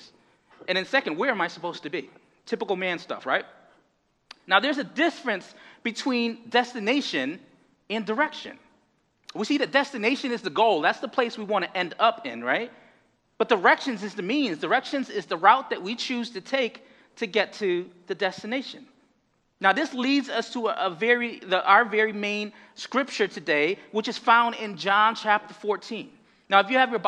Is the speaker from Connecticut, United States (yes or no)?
yes; Connecticut, United States; moved away as an adult; now in Boston, United States; from Connecticut